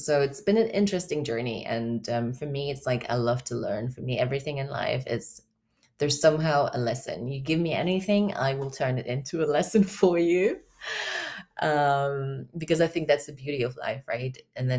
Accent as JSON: {"language": "English", "country": "Germany", "said": "I currently reside in Germany. I'm from Germany originally, but I've kind of lived all over."}